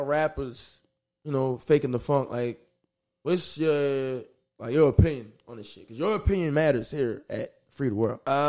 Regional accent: New Orleans, Louisiana, United States; I'm from Night Ward, so, you know, gentrification called the shit Bywater.

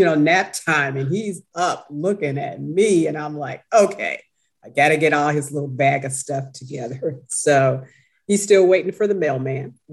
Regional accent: Chicago, Illinois, United States; also born or lived in Washington, District of Columbia, United States; I was born and raised in Chicago. Chicago is my home.

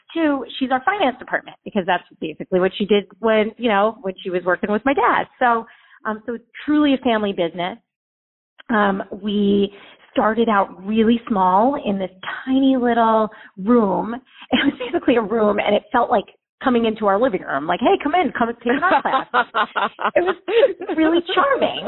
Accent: South Orange, New Jersey, United States; moved away as an adult; also born or lived in Manhattan, New York / Miami; now in Delray Beach, United States; I grew up in South Orange

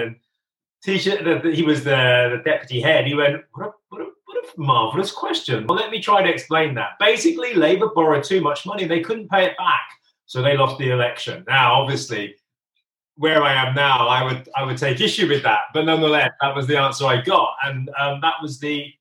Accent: Northampton, East Midlands, United Kingdom; also born or lived in London; most of the family I grew up with were my extended family, Northampton, my English family

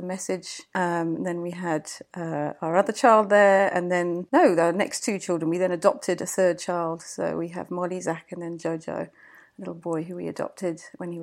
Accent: England, United Kingdom; moved away as an adult; now in Cape Town, South Africa; I'm English, and we met in England

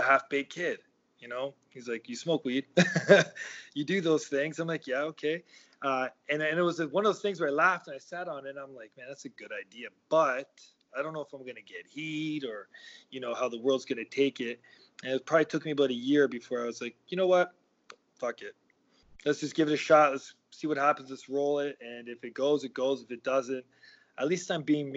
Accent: Toronto, Ontario, Canada; I grew up in Toronto, and I grew up probably 5 minutes or 10 minute walk from where our training facility is.

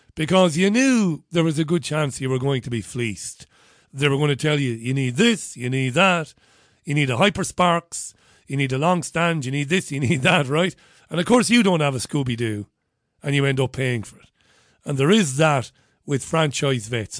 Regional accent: Waterford, Munster, Ireland; moved away; I was born and bred in Waterford

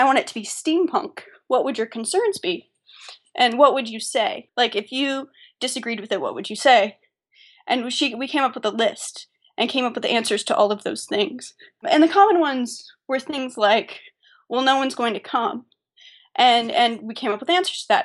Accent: Atlanta, Georgia, United States; our hometown, we're both from Atlanta

